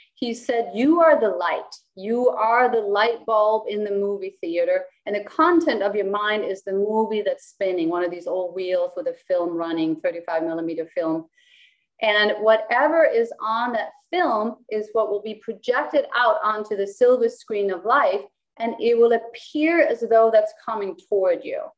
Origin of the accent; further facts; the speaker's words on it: Copenhagen, Capital Region of Denmark, Denmark; first language Danish; English is a second language; also born or lived in United States; I was born and raised in Copenhagen